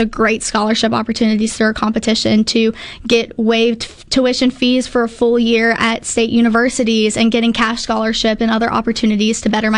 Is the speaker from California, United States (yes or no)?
no; Hattiesburg, Mississippi, United States; I grew up in Hattiesburg, Mississippi, almost born and raised